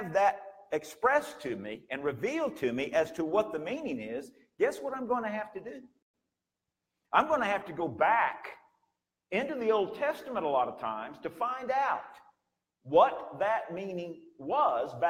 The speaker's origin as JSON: {"language": "English", "country": "United States", "said": "you and I as American citizens"}